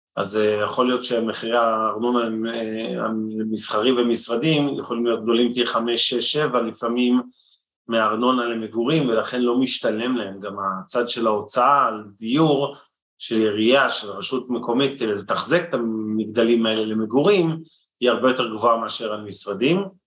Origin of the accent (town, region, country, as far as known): Israel